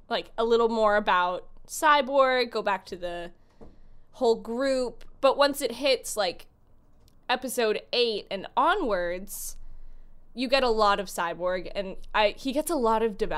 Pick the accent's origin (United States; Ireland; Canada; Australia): Canada; growing up Canadian and not really knowing much about American history as a kid